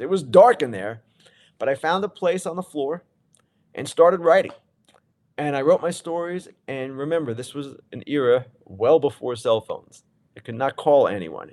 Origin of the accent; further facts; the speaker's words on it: East Coast, United States; I'm from the East Coast.